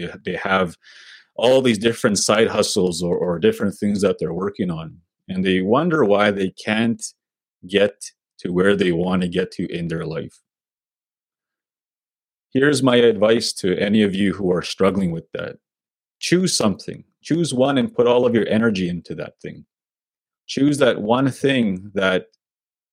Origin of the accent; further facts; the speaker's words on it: Sweetgrass First Nation, Saskatchewan, Canada; now in Saskatoon, Canada; I'm from Sweetgrass First Nation. That's my home community.